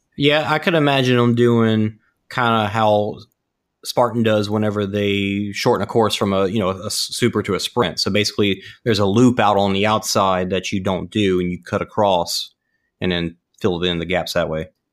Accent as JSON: {"language": "English", "town": "Ponchatoula", "region": "Louisiana", "country": "United States", "tie": "born or raised there", "moved": "yes", "lives_now": "Dallas, United States", "said": "I grew up in Punchatoula"}